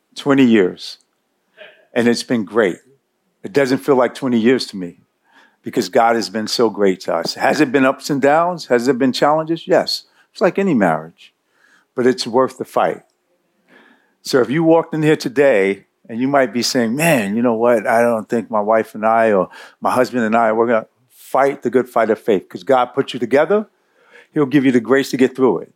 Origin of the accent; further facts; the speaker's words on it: New York City, New York, United States; I grew up in Bed Stuy. Uh, I grew up not too far from here.